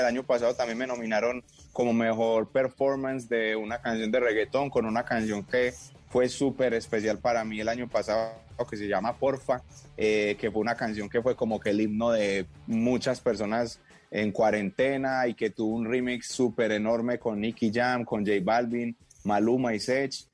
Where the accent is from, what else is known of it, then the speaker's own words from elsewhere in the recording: Medellín, Antioquia, Colombia; yo soy un pelado de Medellín